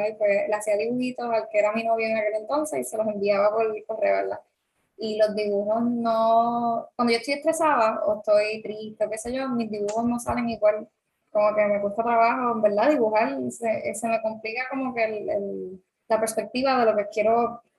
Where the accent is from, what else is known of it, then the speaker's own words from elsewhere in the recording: Aguadilla, Puerto Rico; soy de la Guada como tal.